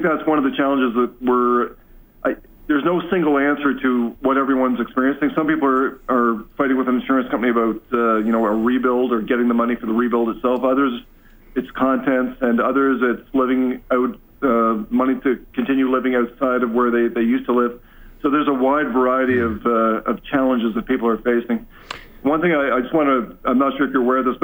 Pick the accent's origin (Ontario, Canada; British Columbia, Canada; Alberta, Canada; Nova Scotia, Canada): Alberta, Canada; Fort McMurray; I was from Fort McMurray